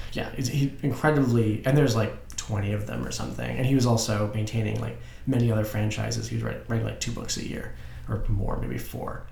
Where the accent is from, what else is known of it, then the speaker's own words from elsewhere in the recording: Madison, Wisconsin, United States; I grew up in Madison, Wisconsin